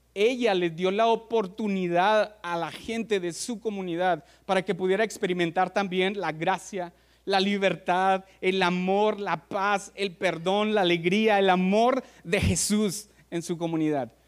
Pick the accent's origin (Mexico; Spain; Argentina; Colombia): Mexico; como mexicanos somos aceptados en muchos lugares